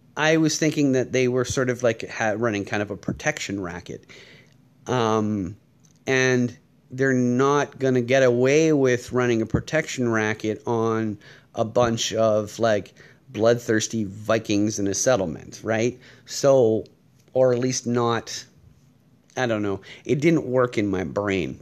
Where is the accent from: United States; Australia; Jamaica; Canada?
Canada